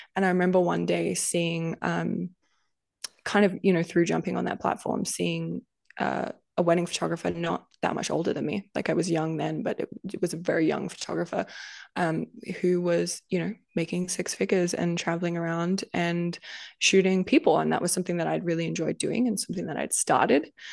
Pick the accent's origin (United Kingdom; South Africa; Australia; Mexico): Australia; moved away as an adult; also born or lived in United States; now in Canada; i grew up in this country that a lot of Canadians or Americans would love to go and spend time